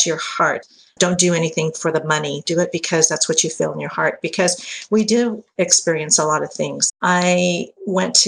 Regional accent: Fresno, California, United States; I was born and raised here in Fresno, California

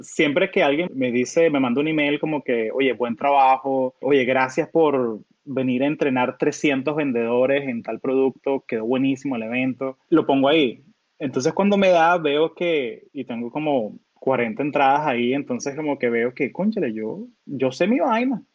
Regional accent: Orlando, Florida, United States; also born or lived in Caracas, Venezuela; now in California, United States; cuando yo crecí en Orlando

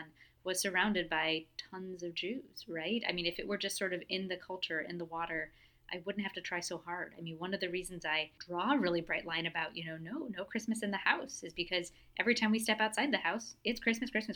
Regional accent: United States; also born or lived in Portland, Oregon; I was born in America. I live in America.

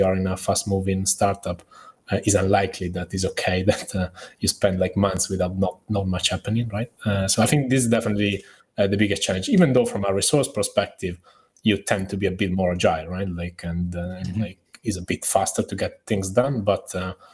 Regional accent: Italy; I'm obviously Italian, right?

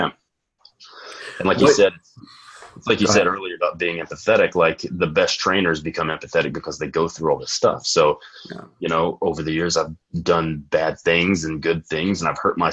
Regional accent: Texas, United States; I'm from Texas, so it's going to be Friday Night Lights. So we all start training really early for football.

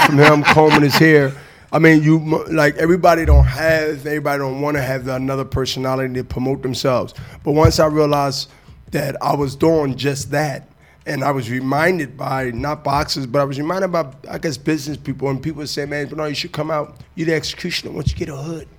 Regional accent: Diamond Street, Germantown, Pennsylvania, United States; We come from Diamond Street to to to to Germantown

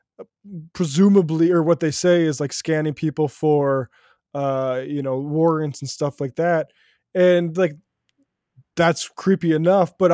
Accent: North Dakota, United States; I grew up in North Dakota

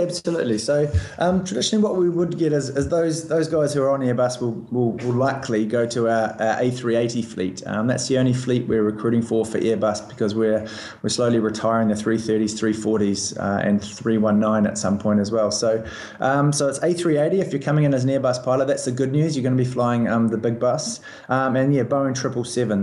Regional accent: Christchurch, Canterbury, New Zealand; moved away as an adult; also born or lived in Auckland / Colorado / Canada / Scotland; now in Dubai, United Arab Emirates; I'm from New Zealand. I was um, born and raised in Christchurch

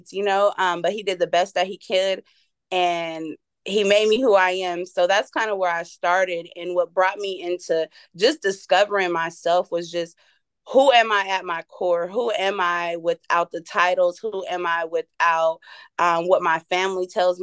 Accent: Fresno, California, United States; now in Las Vegas, United States; I was raised in Fresno, California, which is a small, crazy city in, I would say Central California, closer to Northern California. Born and raised there

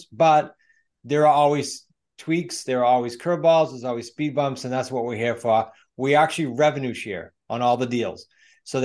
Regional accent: New England, United States; I'm from New England.

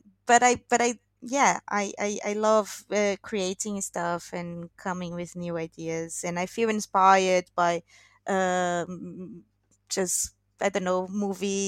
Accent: Brazil; English is a second language; moved away as an adult; also born or lived in England; now in London, United Kingdom; it's been like 4 years now since I left Brazil

